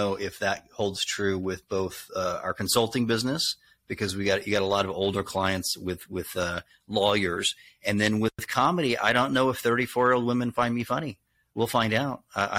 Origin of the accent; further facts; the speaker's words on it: the South, United States; accent: Southern; Boston stations didn't want to book me because I had a Southern accent.